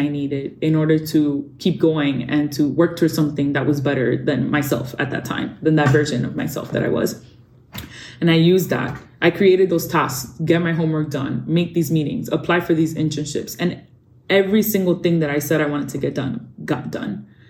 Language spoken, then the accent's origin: English; Dominican Republic; I got to work in my home country, in the Dominican Republic.